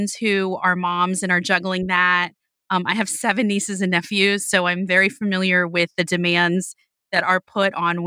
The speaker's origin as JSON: {"language": "English", "town": "Miami", "region": "Florida", "country": "United States", "tie": "born or raised there", "moved": "yes", "said": "I was born and raised in Miami"}